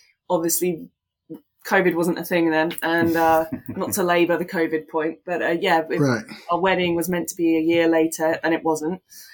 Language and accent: English; near Tring, East of England, United Kingdom; I moved to where we are in Tring, 10 years ago, but not from very far away. My family live about 10 minutes down the road in another village